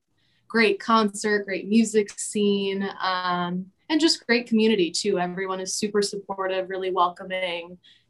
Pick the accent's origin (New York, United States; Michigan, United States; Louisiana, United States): Michigan, United States; Traverse City; moved away as an adult; now in Grand Rapids, United States; I'm originally from Traverse City, Michigan. But moved down to Grand Rapids maybe 6 years ago now to go to school at Grand Valley.